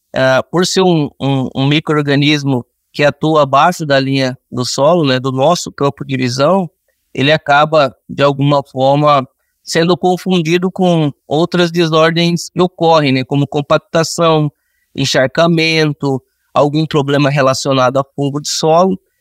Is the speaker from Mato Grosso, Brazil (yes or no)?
yes; Cuiabá, Mato Grosso, Brazil; moved away as an adult; also born or lived in Rio Grande do Sul; eu sou natural de Cuiabá, Mato Grosso